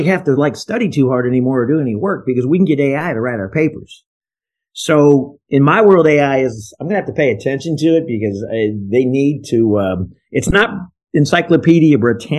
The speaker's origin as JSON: {"language": "English", "town": "Algona", "region": "Iowa", "country": "United States", "tie": "born or raised there", "moved": "yes", "lives_now": "Florida, United States", "said": "I grew up in Algona, Iowa."}